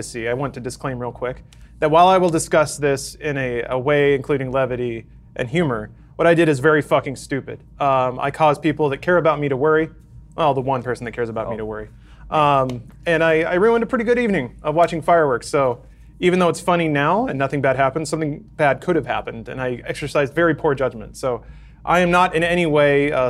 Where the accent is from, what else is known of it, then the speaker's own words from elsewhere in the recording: Texas, United States; I grew up in Texas